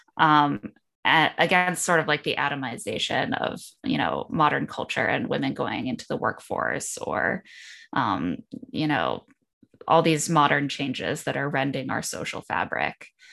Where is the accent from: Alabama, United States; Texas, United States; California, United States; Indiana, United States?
Indiana, United States; grew up in Indiana